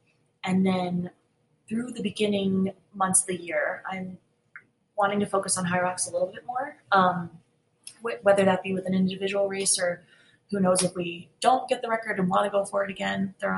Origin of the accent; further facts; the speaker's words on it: Northeast, United States; I'm from the Northeast in an area where like the trails are ridiculously rooty and rocky.